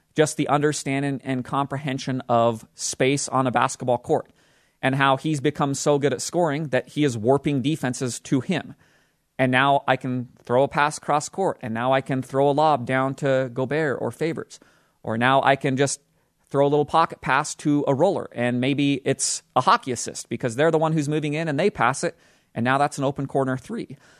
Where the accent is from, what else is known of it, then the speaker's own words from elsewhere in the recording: Utah, United States; the team that plays basketball in my home state, the Utah Jazz